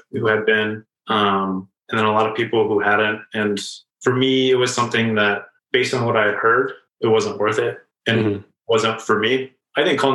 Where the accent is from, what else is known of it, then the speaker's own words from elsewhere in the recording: Mansfield, Ohio, United States; now in Columbus, United States; I'm from Mansfield. It's about an hour north of here.